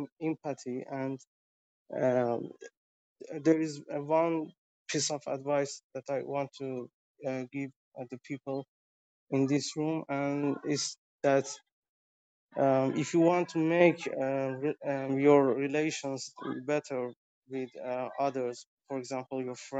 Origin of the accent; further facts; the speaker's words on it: Tehran, Tehran Province, Iran; I'm from Tehran, the capital of Iran right now